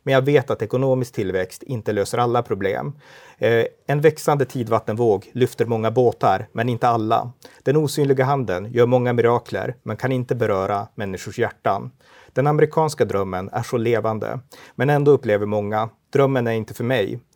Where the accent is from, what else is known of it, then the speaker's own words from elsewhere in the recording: Örnsköldsvik, Västernorrland County, Sweden; also born or lived in Umeå; jag kommer från Örnsköldsvik, eh, mm. en stad i Norrland och eh, jag har pingströrelsebakgrund, uppväxt i pingstkyrkan där